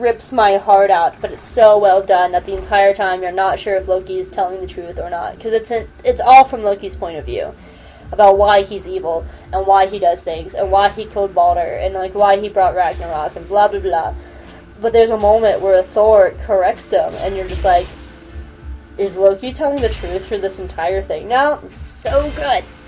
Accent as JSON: {"language": "English", "region": "the South", "country": "United States", "said": "I'm from the South."}